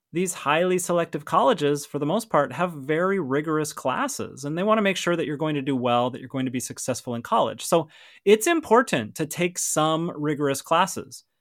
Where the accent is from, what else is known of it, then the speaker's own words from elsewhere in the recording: Montana, United States; I grew up in Montana, for those of you who don't know, and Montana has more cows than people